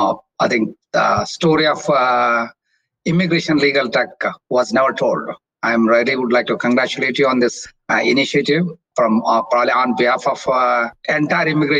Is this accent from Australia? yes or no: no; India; moved away as an adult; also born or lived in Mumbai, India / Kansas City, United States; now in United States; leaving my home country, India